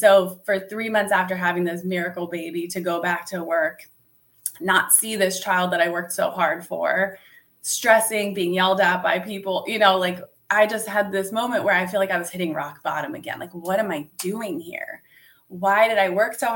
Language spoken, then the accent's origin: English; Italy; now in United States; I was actually born and raised in Italy. And when my parents split up, my mom moved my brother and me to the US